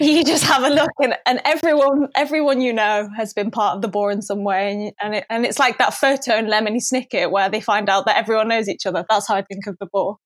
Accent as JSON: {"language": "English", "town": "Manchester", "region": "North West England", "country": "United Kingdom", "also_born_or_lived": "London", "said": "I'm from Manchester and I went to Warwick Uni"}